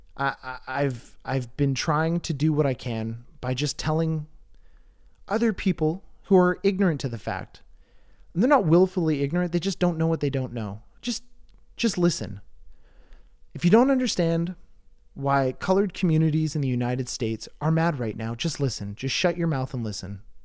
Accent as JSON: {"language": "English", "country": "Canada", "said": "I'm Canadian"}